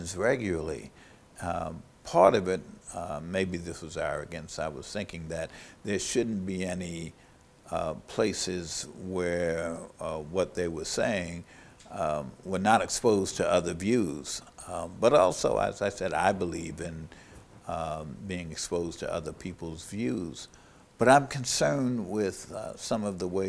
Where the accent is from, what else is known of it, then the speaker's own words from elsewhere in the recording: New York City, New York, United States; I grew up in New York City